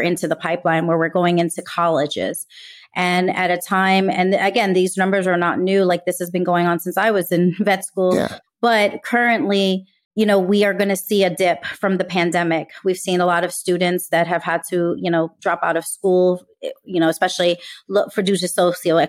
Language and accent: English; New York City, New York, United States; growing up in New York City